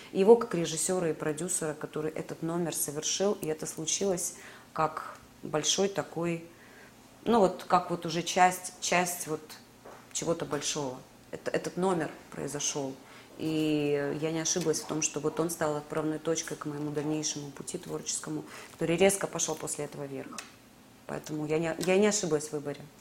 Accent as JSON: {"language": "Russian", "town": "Sevastopol", "region": "Crimea", "country": "Ukraine", "tie": "born or raised there", "moved": "as an adult", "lives_now": "Moscow, Russia", "said": "как крымчанке, как уроженке Севастополя, как мои родные места"}